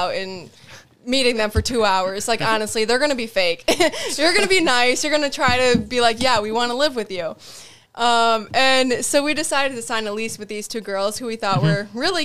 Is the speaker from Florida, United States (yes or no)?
no; Adams, Wisconsin, United States; moved away as an adult; also born or lived in La Crosse, Wisconsin; now in Arizona, United States; I grew up in Adams Friendship, went to high school there